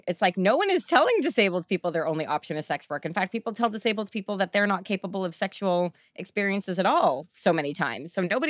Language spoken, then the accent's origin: English; Canada; we're Canadian